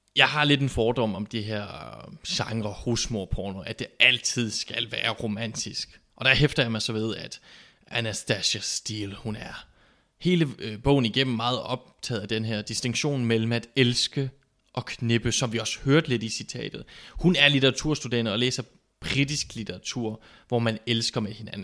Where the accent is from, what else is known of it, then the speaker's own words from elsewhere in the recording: Southern Jutland, Southern Denmark, Denmark; vi kommer jo fra Sønderjylland